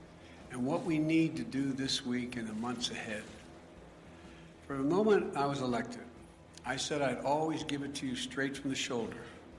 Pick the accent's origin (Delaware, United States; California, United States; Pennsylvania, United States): Delaware, United States; my home state of Delaware, where I live in Newcastle County